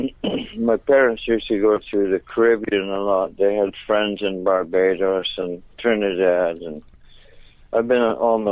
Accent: Netherlands; also born or lived in Venezuela; I was brought up in Venezuela for 6 years, and then I was sent to Holland

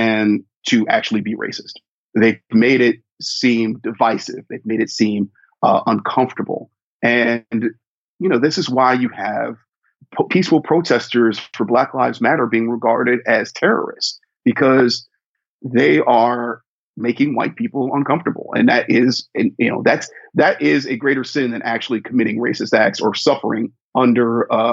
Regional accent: Ohio, United States; as a kid growing up in Ohio

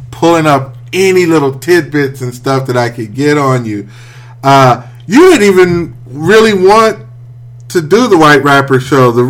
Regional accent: Midwest, United States; No, I'm from the Midwest.

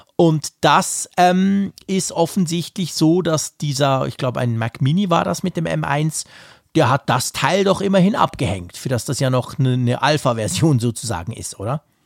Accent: Switzerland; bei uns in der Schweiz

